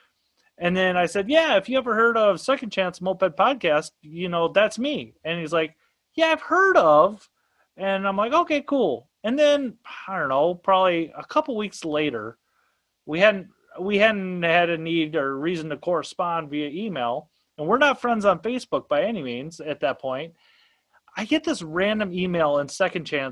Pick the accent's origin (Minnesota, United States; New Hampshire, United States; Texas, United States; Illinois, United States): Minnesota, United States; I'm a Minnesota guy, so I'm a lake guy